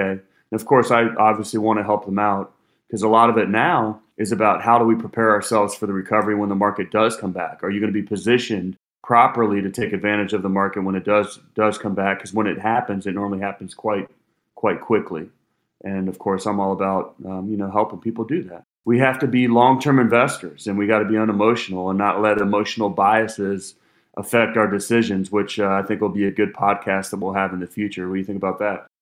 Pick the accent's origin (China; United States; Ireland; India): United States; Cincinnati, Ohio; I'm from Cincinnati, Ohio